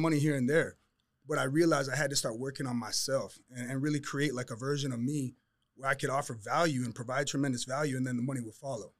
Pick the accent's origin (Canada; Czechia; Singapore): Canada; Toronto, Ontario; moved away; I'm from Toronto